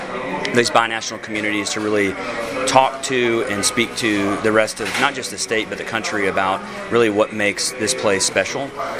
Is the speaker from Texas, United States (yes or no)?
yes; Kingsville, Texas, United States; moved away as an adult; also born or lived in Brazilian Amazon / El Paso; I grew up on the King Ranch, which is about 825,000 acres just outside of Kingsville, and then that spreads south, just north of the valley.